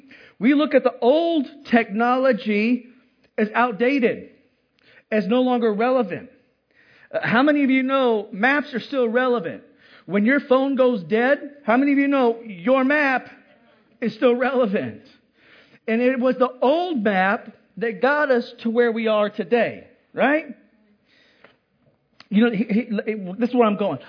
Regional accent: Hawaii, United States; moved away; I grew up in Hawaii

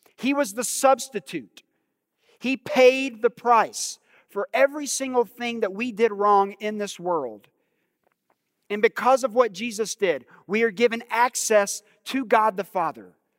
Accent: United States; us as American believers

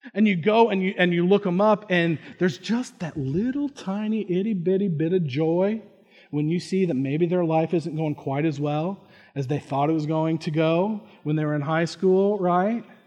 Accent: Indiana, United States; I grew up in Indiana

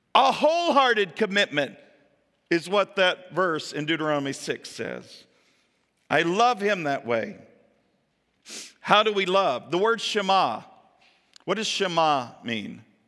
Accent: Kentucky, United States; moved away; also born or lived in Ohio / Florida / Pennsylvania; My home is in Kentucky, where my hometown is

